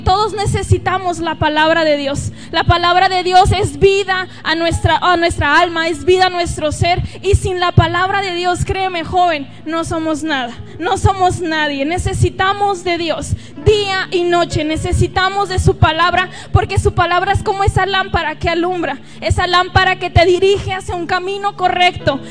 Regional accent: Nogales, Sonora, Mexico; si notan algo raro en mi acento, yo soy de Nogales, Sonora. Y pues los de ahí hablamos un poquito raro

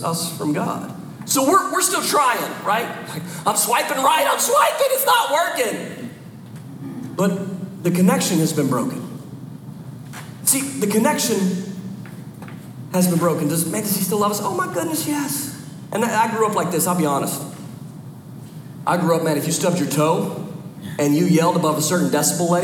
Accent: Philadelphia, Pennsylvania, United States; moved away as an adult; I'm from the Philadelphia area. We moved down a couple years ago.

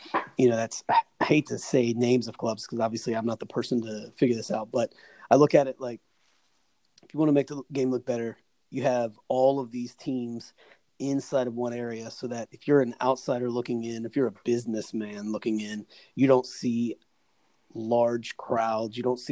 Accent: United States; I'm the American or whatever.

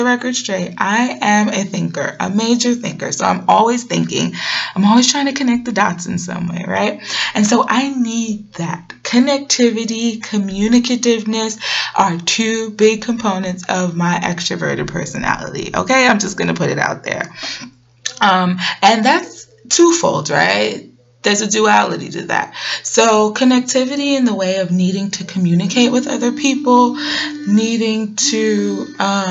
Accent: New York City, New York, United States; moved away as an adult; now in Atlanta, United States; I hail from Brooklyn, New York, and I'll always be a BK baby

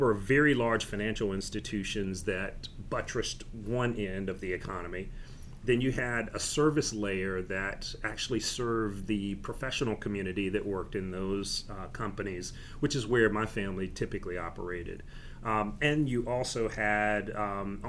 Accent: Durham, North Carolina, United States; moved away; also born or lived in Charlotte; I grew up in Durham in a family of entrepreneurs.

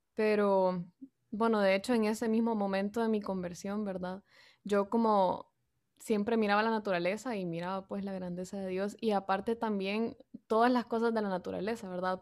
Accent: San Pedro Sula, Cortés, Honduras; soy de San Pedro Sula, Honduras

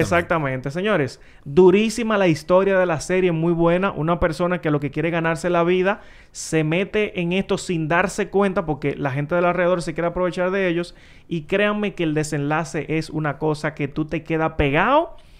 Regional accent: Santo Domingo, Distrito Nacional, Dominican Republic; Donde yo me crié, pasaron en Villa Consuelo ahí

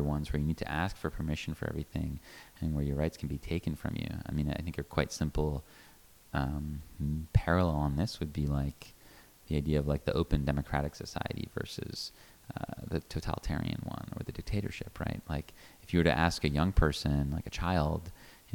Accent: United States; an American

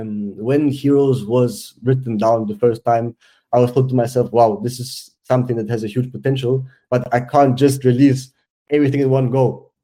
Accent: South Africa; also born or lived in Switzerland; Being Swiss South African, I know it's like to have everything and to have nothing, yeah?

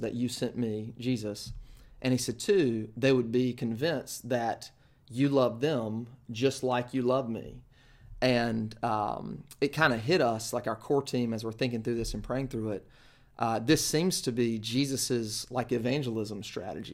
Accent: Kinston, North Carolina, United States; I grew up in Kinston, North Carolina

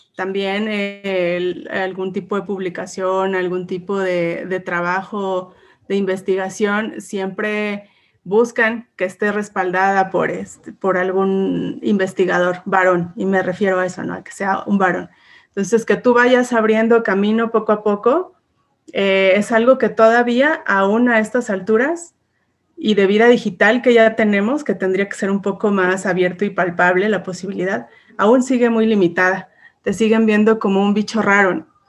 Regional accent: Puebla, Mexico; soy una mujer mexicana, orgullosamente poblana.

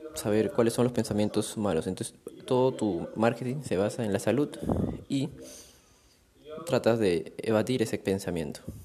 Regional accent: Chaclacayo, Lima, Peru; Ahorita me encuentro en yendo a Chaclacayo lugar donde yo crecí

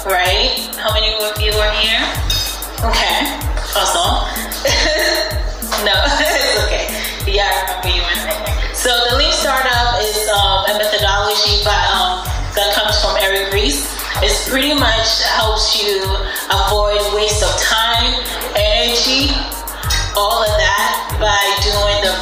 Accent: Ghana; also born or lived in Norfolk, Virginia; now in United States; I was born and raised in Ghana, and my mom wanted us to come here for education.

